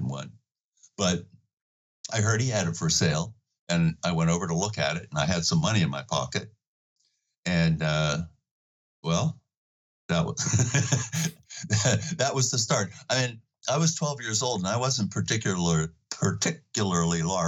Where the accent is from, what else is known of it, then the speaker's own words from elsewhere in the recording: Pittsburgh, Pennsylvania, United States; I am from Pittsburgh, Pennsylvania